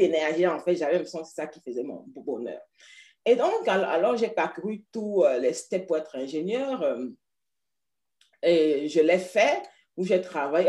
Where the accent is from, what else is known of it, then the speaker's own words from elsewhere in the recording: Paris, Île-de-France, France; now in United Kingdom; Mon village, c'est Paris